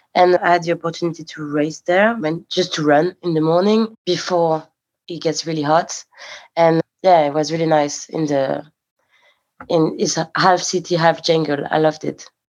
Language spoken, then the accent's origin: English; Paris, Île-de-France, France; I was born in Paris and I grew up in Paris